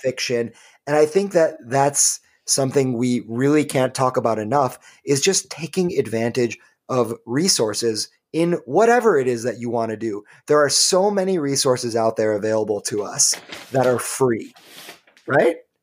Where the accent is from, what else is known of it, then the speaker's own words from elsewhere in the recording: Michigan, United States; the great state of Michigan, which is, of course, my home state